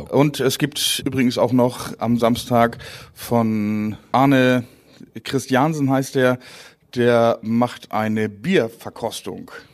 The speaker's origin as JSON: {"language": "German", "area": "Dithmarschen", "region": "Schleswig-Holstein", "country": "Germany", "tie": "born or raised there", "also_born_or_lived": "Marne", "first_language": "Low German", "second_language": "German", "lives_now": "Windbergen, Germany", "said": "Ich komme aus Dithmarschen, bin in Mahne geboren und Burg in Buchholz aufgewachsen"}